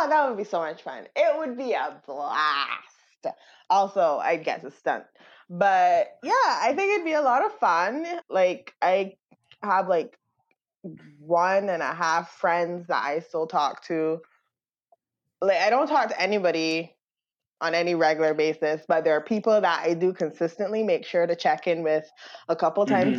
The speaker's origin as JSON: {"language": "English", "country": "Barbados", "tie": "born or raised there", "moved": "as an adult", "lives_now": "United States", "said": "I came from Barbados to America."}